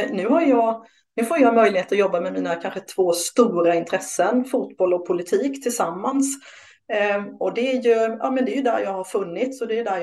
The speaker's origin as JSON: {"language": "Swedish", "region": "Småland", "country": "Sweden", "said": "Jag är från Småland"}